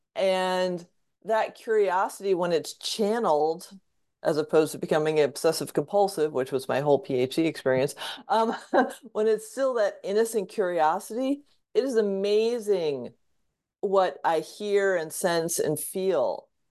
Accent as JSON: {"language": "English", "area": "Fairfield County", "region": "Southwest Connecticut", "country": "United States", "tie": "born or raised there", "said": "I grew up in Southwest Connecticut in Fairfield County"}